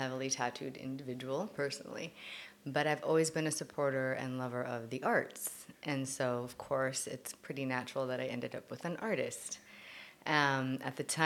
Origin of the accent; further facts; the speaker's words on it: Lakewood, California, United States; I am from Southern California, so actually Lakewood area